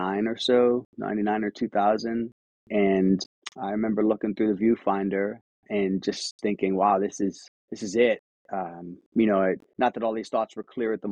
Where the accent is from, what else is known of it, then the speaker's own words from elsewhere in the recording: Akron, Ohio, United States; moved away; also born or lived in New York / Cleveland, Ohio; I grew up in Akron, Ohio, and I've lived in a few other states. But 10 years ago, I moved to Cleveland.